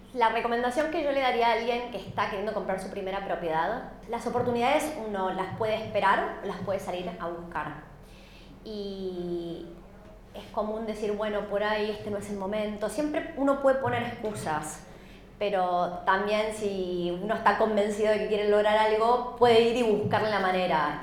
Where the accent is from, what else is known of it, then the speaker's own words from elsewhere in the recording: Argentina; now in Australia; Soy argentina